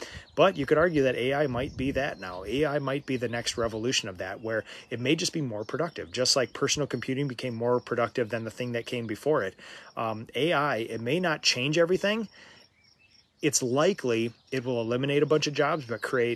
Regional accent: Minnesota, United States; I'm from Minnesota

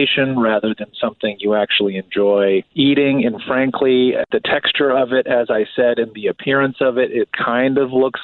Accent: outside Chicago, Midwest, Illinois, United States; I grew up in the Midwest. I grew up outside of the city of Chicago.

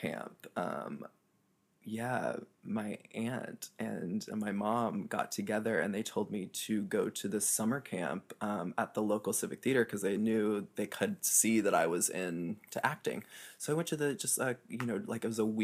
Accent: Lafayette, Indiana, United States; moved away as an adult; now in New York City, United States; I was born in Lafayette, Indiana. I spent 18 years here. And then when I was 18, I moved to New York City

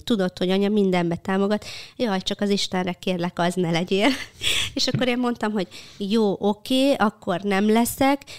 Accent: Békéscsaba, Békés, Hungary; egy vidéki Olád cigány családba. Békés Csabán születtem, anyukám is, apukám is.

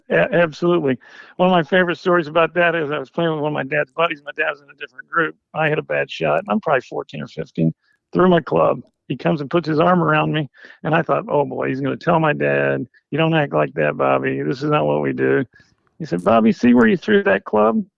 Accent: Harrisburg, Illinois, United States; I grew up in Southern Illinois, a small town Harrisburg, Illinois

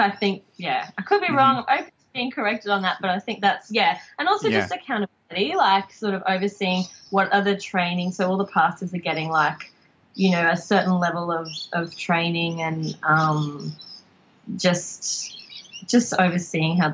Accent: Logan, Queensland, Australia; I grew up in Logan

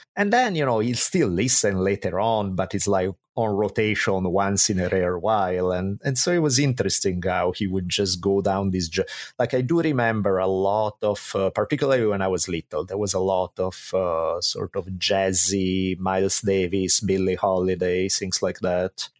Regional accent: Italy; moved away as an adult; now in United States; I grew up in Italy

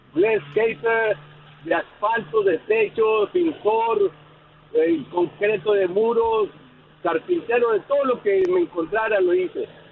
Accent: northern Mexico, Mexico; now in United States; Yo soy otro norteño

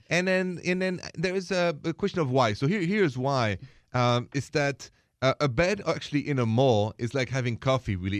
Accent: Paris, Île-de-France, France; moved away; I was born in Paris

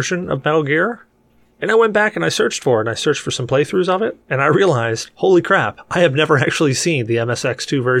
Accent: United States; I'm an American

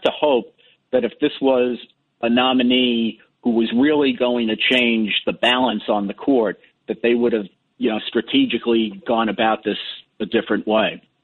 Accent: New York City, New York, United States; I'm from Parkchester.

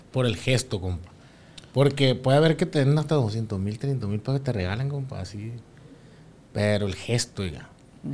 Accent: Barrancos, Sinaloa, Mexico; somos de Barranco también

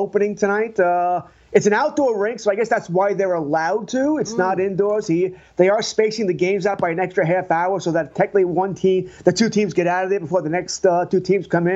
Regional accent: New York City, New York, United States; I grew up on the Queens border

